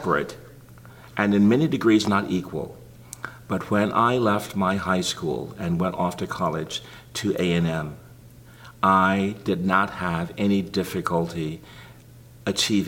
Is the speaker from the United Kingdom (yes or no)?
no; Greenville, Texas, United States; I was born and reared in Greenville, Texas